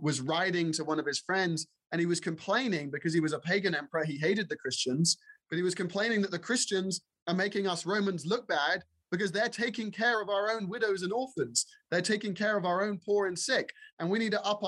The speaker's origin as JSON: {"language": "English", "region": "England", "country": "United Kingdom", "tie": "born or raised there", "moved": "yes", "lives_now": "United States", "said": "being raised in England"}